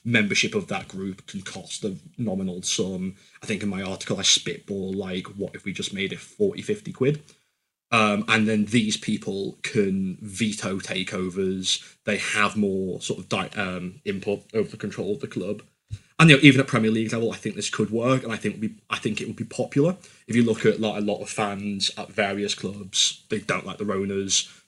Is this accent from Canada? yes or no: no; Liverpool, North West England, United Kingdom; I don't know how biased I am coming from Liverpool